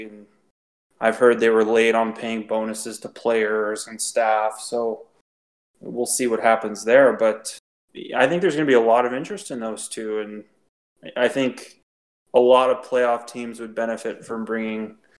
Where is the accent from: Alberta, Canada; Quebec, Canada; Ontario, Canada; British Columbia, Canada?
Ontario, Canada; Toronto; I'm from Toronto